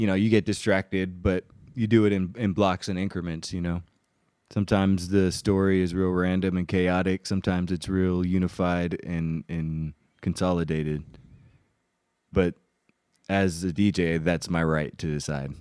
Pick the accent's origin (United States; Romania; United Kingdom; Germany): Germany; moved away; growing up in Germany, but having these very traditional, uh, Puerto Rican and Colombian traditions with us